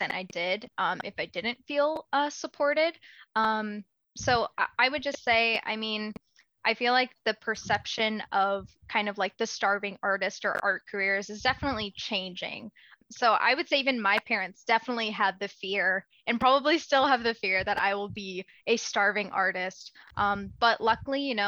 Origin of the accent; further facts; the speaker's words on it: the South, United States; moved away as an adult; also born or lived in Marquette, Michigan; I grew up in the South. So things weren't always amazing, being a kid who looks different from everyone in your class of like 50 kids in a super rural, pretty conservative place.